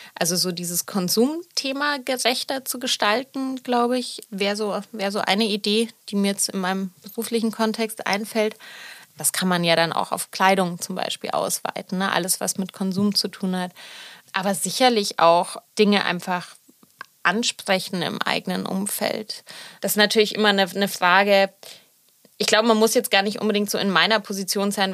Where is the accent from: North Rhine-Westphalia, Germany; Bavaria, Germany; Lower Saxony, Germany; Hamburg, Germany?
Bavaria, Germany; Munich; now in Berlin, Germany; ich bin ja in München aufgewachsen